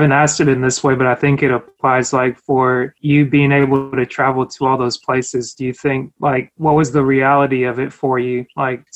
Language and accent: English; Cameroon; now in United States; wasn't born in the US, so I'm originally Cameroonian